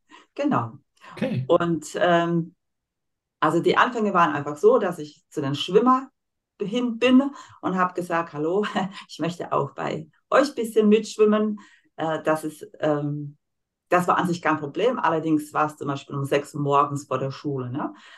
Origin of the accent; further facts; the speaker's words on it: Slovakia; German is a second language; moved away as an adult; now in Germany; Ich komme aus der Slowakei